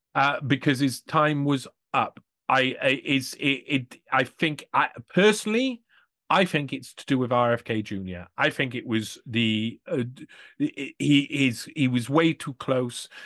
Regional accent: Wales, United Kingdom; I'm from Wales as well

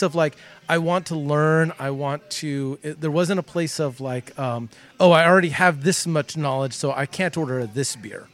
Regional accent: Southern California, United States; growing up in Southern California

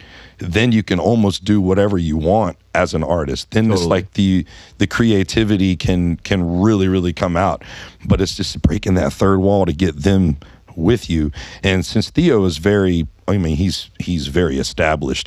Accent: Baton Rouge, Louisiana, United States; Growing up in Baton Rouge, you know, I was around a lot of the music and culture from New Orleans

